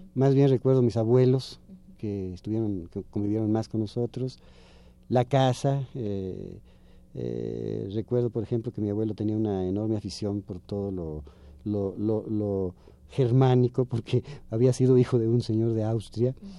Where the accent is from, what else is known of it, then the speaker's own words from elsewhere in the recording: Chiapas, Mexico; also born or lived in San Cristóbal de las Casas, Chiapas; now in Mexico City, Mexico; a los cinco años eh, volvimos otra vez a Chiapas